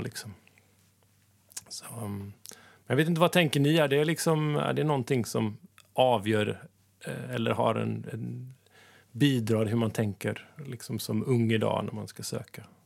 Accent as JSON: {"language": "Swedish", "country": "Sweden", "moved": "as an adult", "lives_now": "Kabelvåg, Norway", "said": "som ni hör så kommer jag från Sverige."}